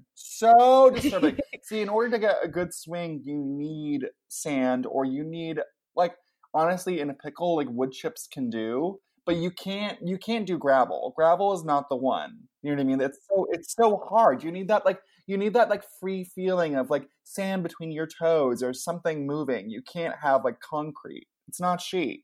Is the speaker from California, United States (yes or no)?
yes; Ventura, California, United States; I grew up in Ventura, which is like this tiny little beach town